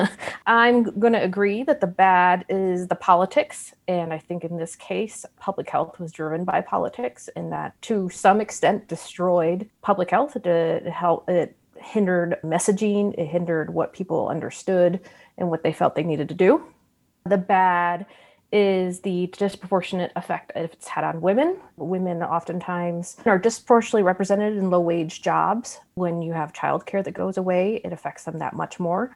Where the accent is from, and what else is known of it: United States